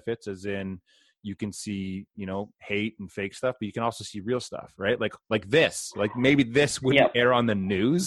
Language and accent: English; Canada; I was born in Canada, but my family heritage is British, Scottish, and Finnish